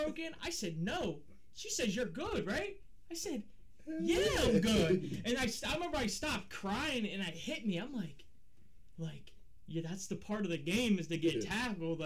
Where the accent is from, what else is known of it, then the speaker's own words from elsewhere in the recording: Middletown, United States; that was my hometown